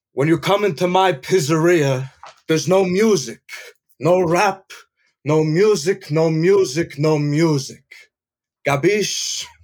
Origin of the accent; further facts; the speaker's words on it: New Jersey, United States; I'm from Jersey, but you know, I'm in New York a lot. I'm in North Jersey too